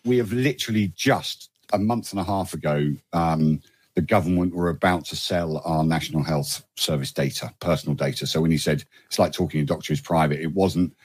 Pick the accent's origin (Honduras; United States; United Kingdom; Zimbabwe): United Kingdom; I'm not an American citizen. I'm a, I'm a UK citizen